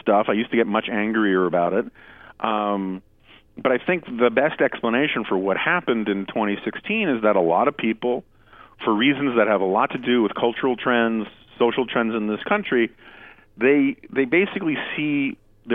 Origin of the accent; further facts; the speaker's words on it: New York City, New York, United States; I grew up in New York City.